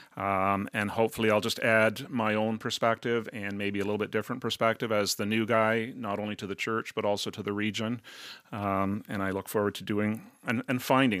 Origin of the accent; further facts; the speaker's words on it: Cornwall, Ontario, Canada; also born or lived in Brampton / St. Catharines; I grew up in Cornwall in Eastern Ontario.